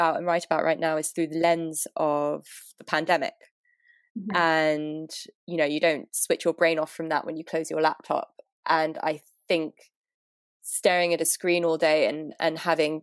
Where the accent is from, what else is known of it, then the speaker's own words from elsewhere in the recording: London, United Kingdom; moved away as an adult; now in New York, United States; I'm from London. I've lived in New York for 6-7 years now, and I'm based in Brooklyn